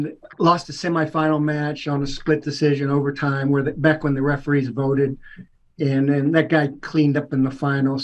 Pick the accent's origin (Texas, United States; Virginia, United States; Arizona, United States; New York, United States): Virginia, United States; Falls Church; also born or lived in Washington, D.C.; now in Atlanta, United States; I was born in Washington, D.C., grew up just a couple miles over the bridge in Falls Church, Virginia